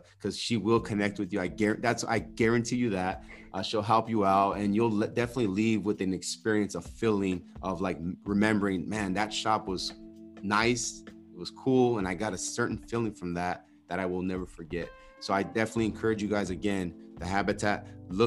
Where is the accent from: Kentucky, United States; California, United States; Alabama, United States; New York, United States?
California, United States; Pomona; I grew up in Pomona